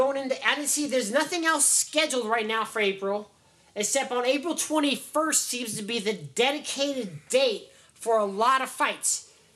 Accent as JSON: {"language": "English", "town": "Las Vegas", "region": "Nevada", "country": "United States", "said": "I'm from Vegas"}